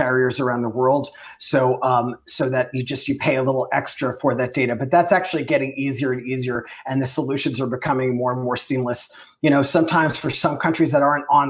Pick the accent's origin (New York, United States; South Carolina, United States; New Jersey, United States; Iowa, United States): New York, United States; Long Island; I grew up on Long Island